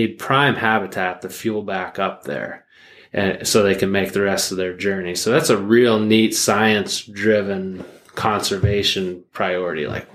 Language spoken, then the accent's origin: English; Pennsylvania, United States; growing up in Pennsylvania